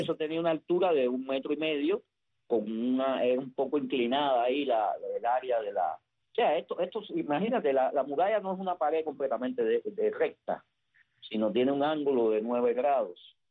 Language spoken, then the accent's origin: Spanish; Havana, Cuba; Yo recuerdo joven, yo vivía en, en Vedado